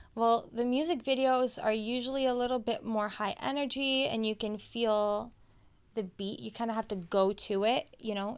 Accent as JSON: {"language": "English", "country": "Canada", "tie": "born or raised there", "said": "I was born here in Canada"}